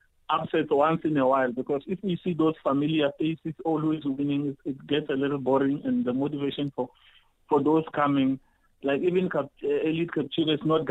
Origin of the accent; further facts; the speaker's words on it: South Africa; we as South African runners